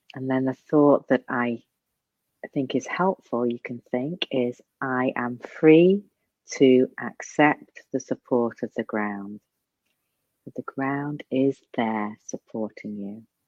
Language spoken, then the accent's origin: English; England, United Kingdom; moved away; I'm from England